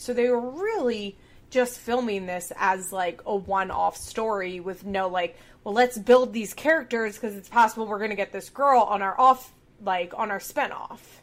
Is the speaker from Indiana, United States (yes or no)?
no; Chester County, Pennsylvania, United States; we're both from Chester County, Pennsylvania